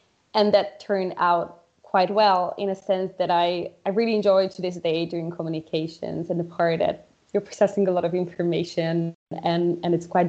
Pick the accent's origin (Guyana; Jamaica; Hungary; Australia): Hungary; moved away as an adult; now in Brussels, Belgium; I'm originally from Hungary, and I've been here in Brussels for more than 4 years